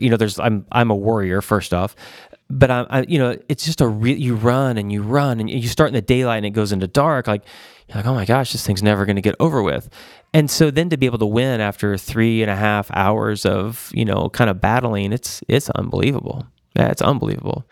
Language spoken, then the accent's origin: English; Joplin, Missouri, United States; I grew up in, uh, a town, Joplin, Missouri